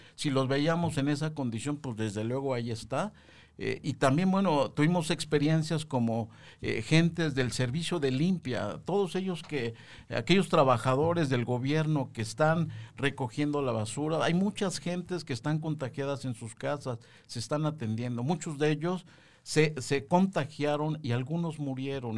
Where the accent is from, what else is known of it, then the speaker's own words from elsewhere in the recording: Mexico; todos los mexicanos